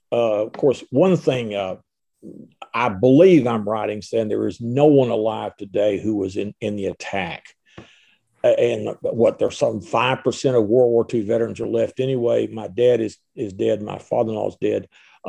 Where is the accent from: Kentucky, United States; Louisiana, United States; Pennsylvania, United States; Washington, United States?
Kentucky, United States; Mayfield; also born or lived in Arlington, Kentucky; Here in Western Kentucky, I grew up in Mayfield, live in Arlington